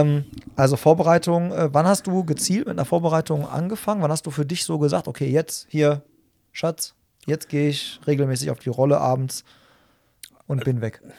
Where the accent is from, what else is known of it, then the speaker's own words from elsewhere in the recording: Hagen, North Rhine-Westphalia, Germany; so wie ich, aus Hagen